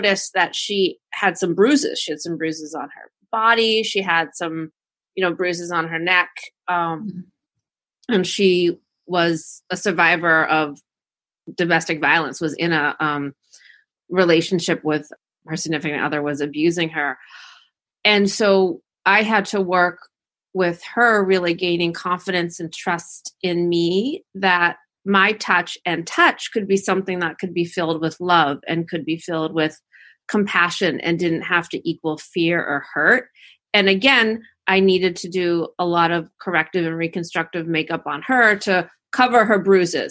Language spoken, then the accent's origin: English; Cohasset, Massachusetts, United States; moved away as an adult; also born or lived in Washington, District of Columbia, United States; I'm originally from Cohasset, originally from the South Shore